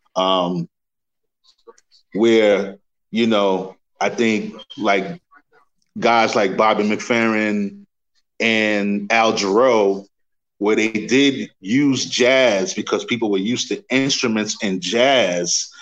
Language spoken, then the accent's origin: English; New York City, New York, United States; I grew up in Queens